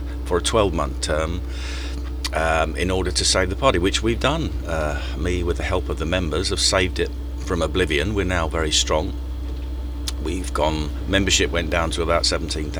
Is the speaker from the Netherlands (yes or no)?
no; London, United Kingdom; also born or lived in Mile End / Stratford / Forest Gate; I come from East London. I grew up on the Isle of Dogs, Mile End, lived in Stratford, still live in Forest Gate.